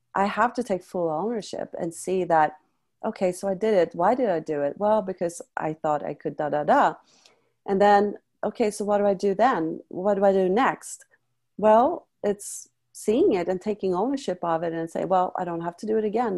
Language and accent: English; Sweden; moved away; also born or lived in France; I came from Sweden